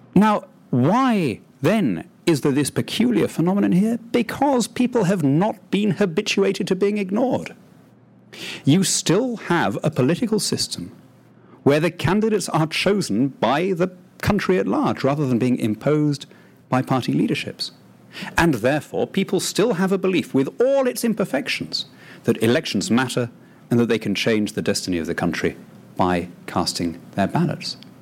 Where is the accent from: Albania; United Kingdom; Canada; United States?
United Kingdom; a British patriot brought up in that tradition